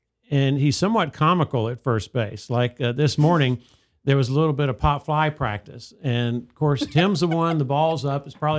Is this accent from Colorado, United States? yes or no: no; Huntsville, Alabama, United States; also born or lived in Charleston; That is correct. Still live in Southeast Huntsville. Grew up in Southwest Huntsville.